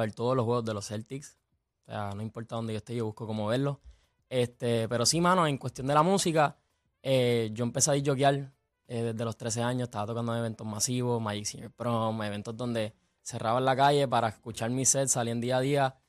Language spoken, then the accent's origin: Spanish; Puerto Rico; siendo puertorriqueño